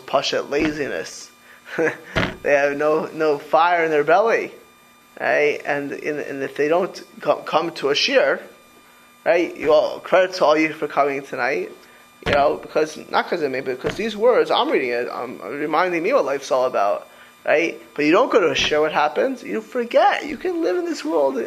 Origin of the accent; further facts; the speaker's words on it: Miami Beach, Florida, United States; also born or lived in New York; I grew up in Miami Beach